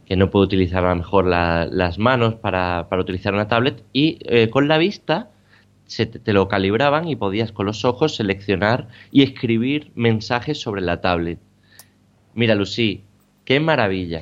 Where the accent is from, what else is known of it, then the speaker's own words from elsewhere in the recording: Badajoz, Extremadura, Spain; moved away; mi ciudad natal, ¿no? a Badajoz